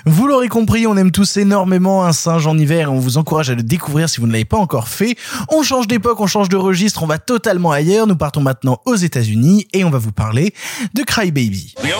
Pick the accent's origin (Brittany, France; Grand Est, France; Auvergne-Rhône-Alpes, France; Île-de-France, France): Auvergne-Rhône-Alpes, France; Ardèche; moved away; moi à la base je viens d'Ardèche c'est-à-dire que moi à la base tout mon terroir toute ma culture elle est du fin fond de l'Ardèche